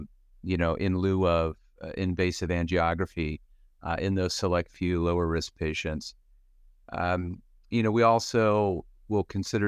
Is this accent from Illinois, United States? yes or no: no; Pennsylvania, United States; now in Cleveland, United States; I grew up in Western Pennsylvania, went to medical school in Philadelphia, and did all of my medicine cardiology training here in Cleveland, where I've been since 1997.